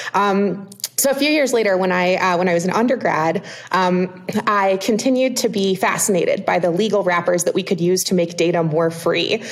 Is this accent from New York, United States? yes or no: no; Ohio, United States; I grew up on a little farm in Ohio